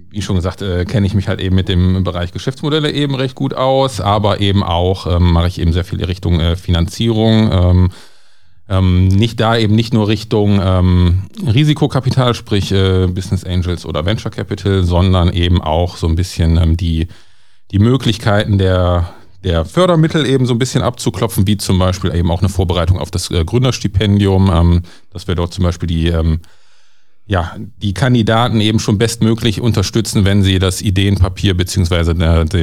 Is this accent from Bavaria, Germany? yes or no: no; Mülheim an der Ruhr, North Rhine-Westphalia, Germany; also born or lived in Aachen; gebürtig in Mülheim eben geboren und aufgewachsen. Ähm, dann äh, fürs Studium erstmalig nach Aachen gekommen.